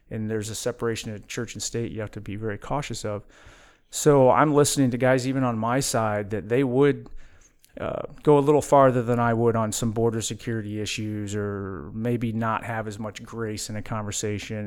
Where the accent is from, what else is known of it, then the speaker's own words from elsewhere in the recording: Midwest, United States; I was born and raised in the Midwest